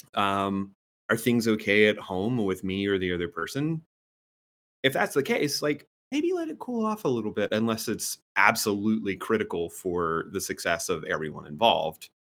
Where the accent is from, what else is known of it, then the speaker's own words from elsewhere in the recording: the South, United States; I grew up in the South